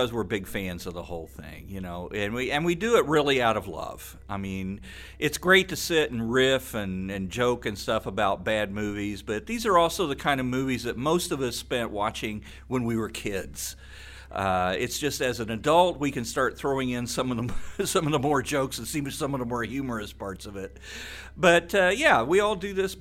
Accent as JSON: {"language": "English", "region": "Illinois", "country": "United States", "tie": "born or raised there", "moved": "yes", "said": "I'm originally from Illinois, and we didn't have very many horror hosts"}